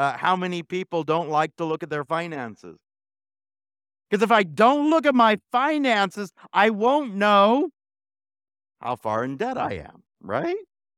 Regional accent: Alta Loma, California, United States; We used to have a fig tree when I was growing up in Altaloma

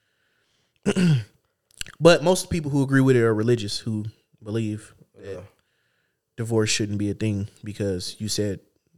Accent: United States; I'm an American.

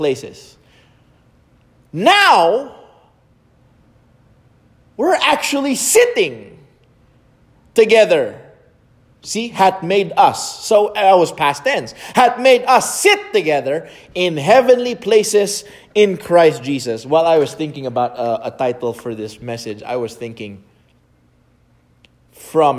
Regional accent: Philippines; English is a second language; as a Filipino growing up in the Philippines

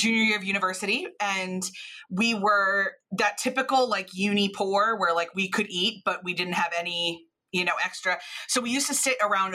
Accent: Philadelphia, Pennsylvania, United States; moved away as an adult; also born or lived in Lexington, Kentucky / Belfast, Northern Ireland; now in Northern Ireland, United Kingdom; I grew up in Philadelphia and I went to uni in Kentucky

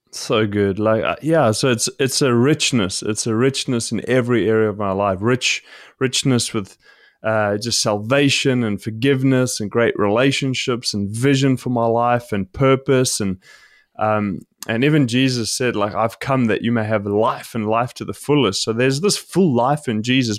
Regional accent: South Africa; I grew up in South Africa

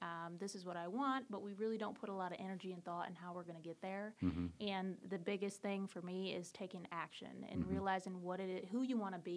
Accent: Michigan, United States; now in North Carolina, United States; I'm actually from Michigan. That is where I was born and raised

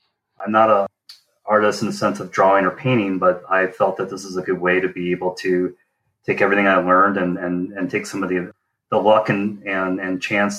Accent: Northern Michigan, United States; also born or lived in Detroit; I was born in Detroit, although my father claims that I probably was conceived in East Bay of Grand Traverse Bay. That might be a little too much information, but I've been there for my whole life.

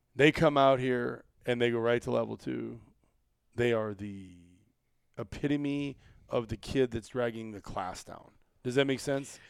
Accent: Iowa, United States; I was from Iowa

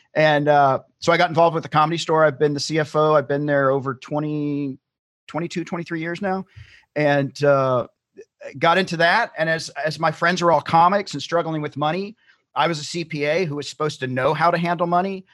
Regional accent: Tennessee, United States; moved away as an adult; now in California, United States; I'm originally from Tennessee. I grew up in Tennessee

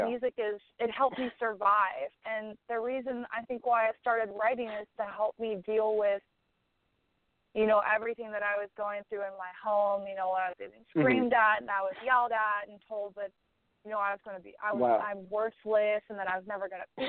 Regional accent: Butler, Pennsylvania, United States; moved away as an adult; now in Nashville, United States; I grew up in Western Pennsylvania.

